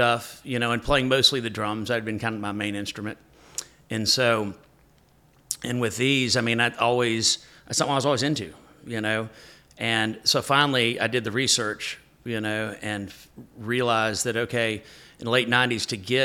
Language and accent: English; Lexington, Kentucky, United States; moved away as an adult; also born or lived in Nashville, Tennessee / Texas; I'm from Kentucky, Lexington, Kentucky